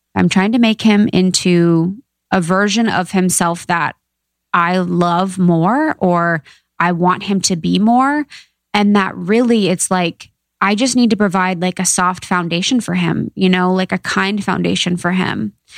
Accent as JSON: {"language": "English", "region": "Ohio", "country": "United States", "said": "I'm from Ohio, small town gal"}